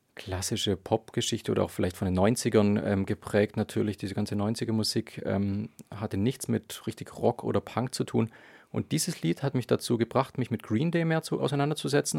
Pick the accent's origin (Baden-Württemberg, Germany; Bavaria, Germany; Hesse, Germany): Baden-Württemberg, Germany; Dettenhausen; in meinem Heimatdorf in Dettenhausen und um Tübingen rum